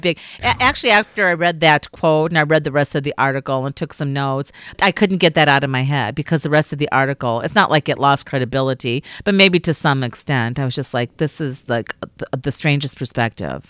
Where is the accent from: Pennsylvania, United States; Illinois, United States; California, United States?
Illinois, United States; Chicago; also born or lived in Minnesota; now in Arizona, United States; I was raised in Chicago.